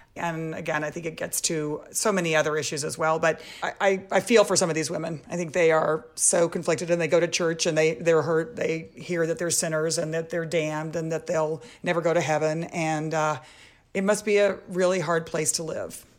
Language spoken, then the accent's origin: English; Texas, United States; I grew up in Texas